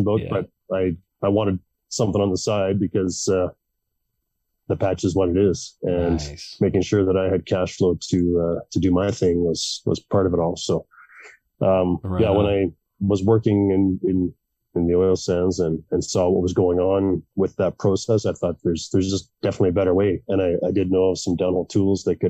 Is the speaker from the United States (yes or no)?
no; Melfort, Saskatchewan, Canada; moved away; also born or lived in Calgary; my hometown in Melfort, Saskatchewan